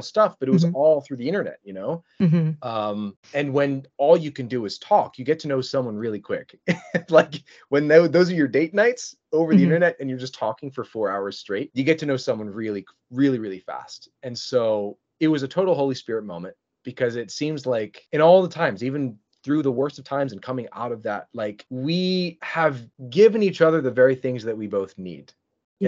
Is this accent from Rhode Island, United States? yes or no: no; Philadelphia, Pennsylvania, United States; moved away as an adult; now in Michigan, United States; I was from Philadelphia uh, Pennsylvania